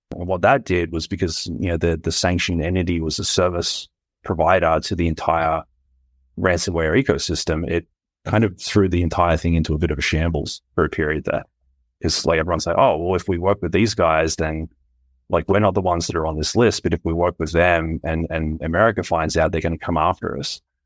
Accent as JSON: {"language": "English", "country": "Australia", "said": "my home country"}